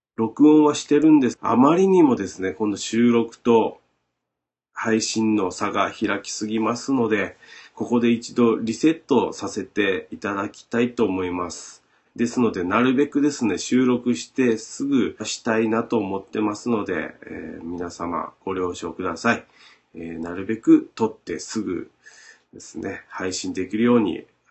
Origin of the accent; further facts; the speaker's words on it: Shimabara, Nagasaki, Japan; accent: Shimabara dialect; ずっと喋ってます僕らの島原弁